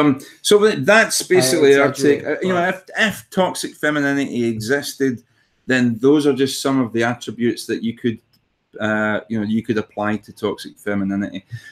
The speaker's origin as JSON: {"language": "English", "town": "Glasgow", "region": "Scotland", "country": "United Kingdom", "said": "I'm from Glasgow. Who gives a shit"}